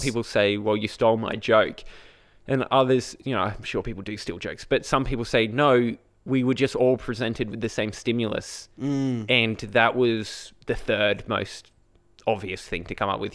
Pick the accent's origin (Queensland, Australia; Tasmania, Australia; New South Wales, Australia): Queensland, Australia; Brisbane; I said Brisbane.